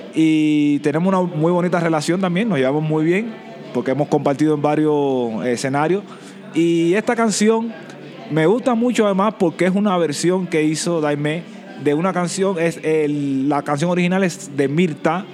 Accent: Santiago de Cuba, Cuba; soy santiaguero. Yo no, no nací en La Habana, en la capital cubana, nací en el oriente del país

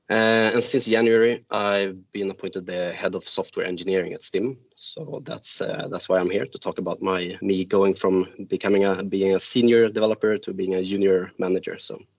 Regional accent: Gotland, Sweden; also born or lived in north of Sweden; now in Stockholm, Sweden; I'm from Sweden myself, born up in the north of Sweden, raised in the little island of Gotland outside of Stockholm. And I've since lived in 4 different cities abroad, outside of Sweden. But now I'm back in Stockholm, and I live there with my wife and 2 boys.

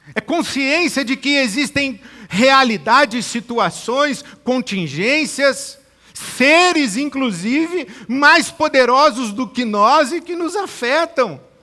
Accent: Brazil; não só a minha formação no sentido social, familiar, cívico, cultural, como brasileiro

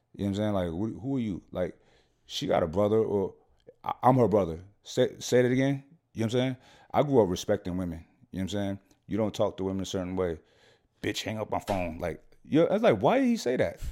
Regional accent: New York City, New York, United States; moved away; also born or lived in Scottsdale; I'm from Brooklyn

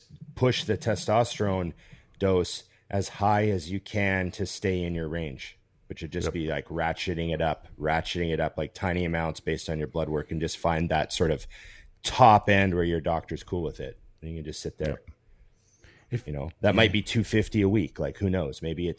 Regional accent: Canada; Well, I'm Canadian.

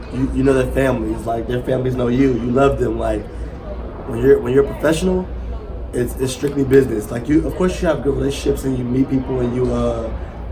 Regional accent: Richmond, Virginia, United States; I'm from Richmond.

